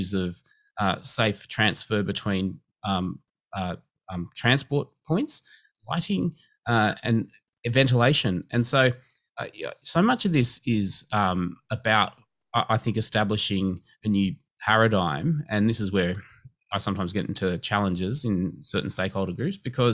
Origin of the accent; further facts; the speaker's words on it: Liverpool, New South Wales, Australia; also born or lived in Campbelltown; I grew up in Liverpool, went to school in Campbelltown.